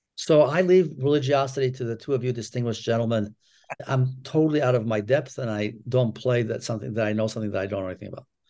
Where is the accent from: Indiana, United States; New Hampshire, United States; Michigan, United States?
Michigan, United States; Ann Arbor; I grew up in Ann Arbor as the only child of two Holocaust survivors.